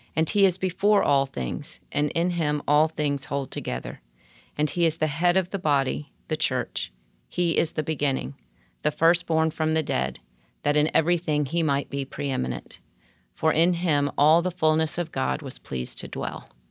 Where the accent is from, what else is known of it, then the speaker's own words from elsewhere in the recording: the South, United States; I'm from the South